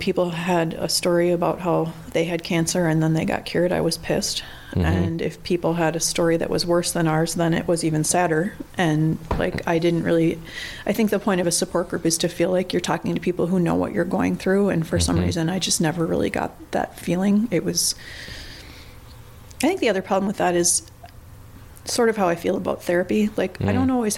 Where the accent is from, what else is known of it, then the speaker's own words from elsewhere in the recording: Coon Rapids, Minnesota, United States; I was from Coon Rapids